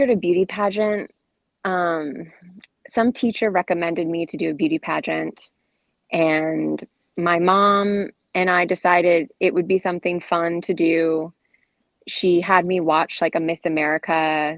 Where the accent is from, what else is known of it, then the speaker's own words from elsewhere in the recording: Salem, Oregon, United States; also born or lived in Dallas, Oregon; now in Wilmington, United States; I was born in Dallas because the Salem Hospital was full when my mom went into labor, and grew up in Salem my whole life. Went to South Salem High School